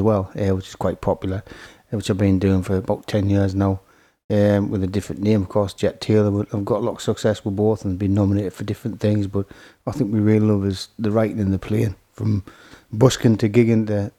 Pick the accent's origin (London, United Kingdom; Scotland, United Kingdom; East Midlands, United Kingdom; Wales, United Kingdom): Scotland, United Kingdom; now in Horden, United Kingdom; I lived in Horden 30 years now. Moved up from Scotland in the early 70s